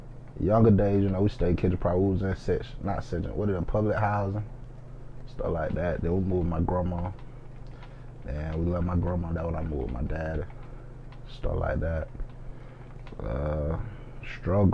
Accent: Macon, Georgia, United States; I'm from Macon, Georgia, for y'all that don't know. I grew up in Macon Garden.

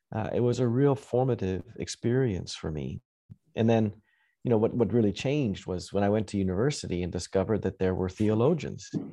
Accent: Western Canada, Canada; now in United States; I grew up farming in Western Canada.

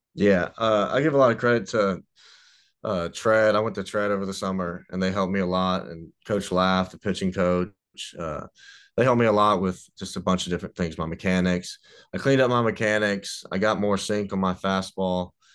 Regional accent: Mississippi, United States; I'm not redneck, but I'm from Mississippi

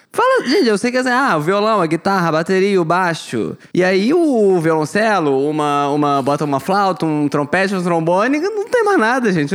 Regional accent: Brazil; eu sou do Brasil

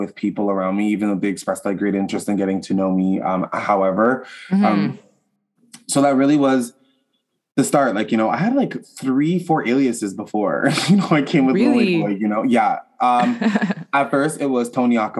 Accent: Ottawa, Ontario, Canada; I'm from Ottawa, Canada, the capital

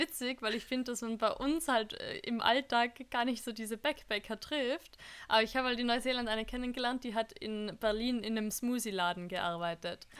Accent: Austria; uns Österreicher

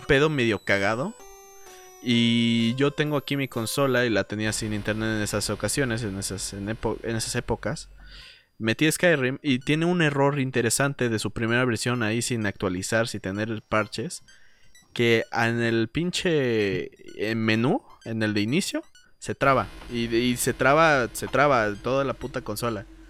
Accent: Mexico; Mi pueblo mexicano

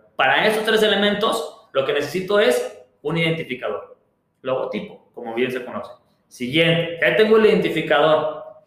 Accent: Mexico; somos mexicanos

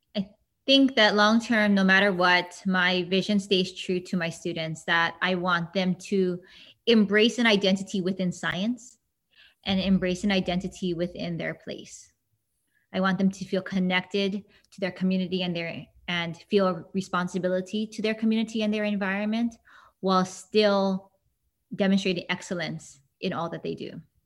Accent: Hilo, Hawaii, United States; born or raised there

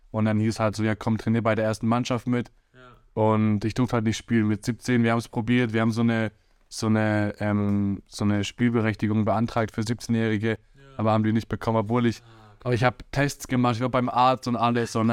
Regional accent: Hesse, Germany; born there; Ich bin ja in Hessen geboren und so und dann habe ich halt in Hessen angefangen zu spielen.

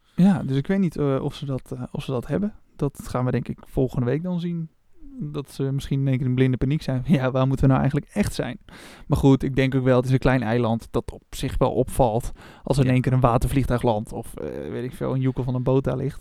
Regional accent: Opmeer, North Holland, Netherlands; moved away; ik kom oorspronkelijk uit het dorp daarnaast, op meer

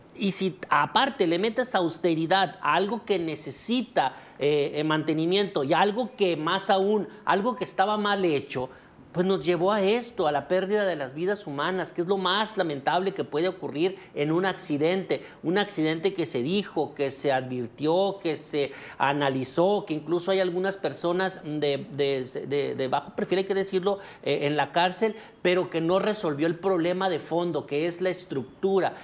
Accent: Mexico

